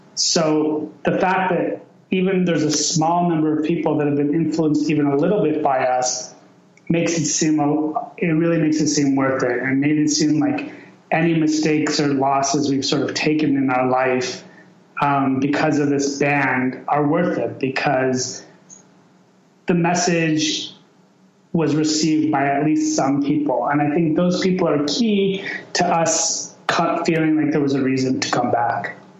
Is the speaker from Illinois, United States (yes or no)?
yes; Chicago, Illinois, United States; also born or lived in Iran; I was born in 1975 in Chicago. And, um, you know, I, and I was basically raised in Chicago